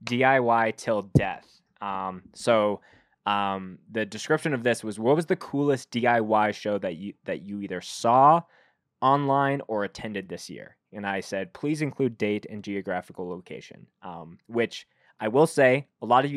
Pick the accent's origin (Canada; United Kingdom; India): Canada; I can't really speak to it as a Canadian